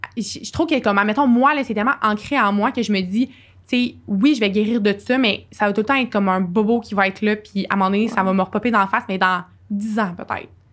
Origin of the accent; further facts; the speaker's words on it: Sherbrooke, Quebec, Canada; je suis euh, Sherbrookeoise euh, d'origine. Euh, oui, c'est ça. J'ai, euh, je suis euh, née à Sherbrooke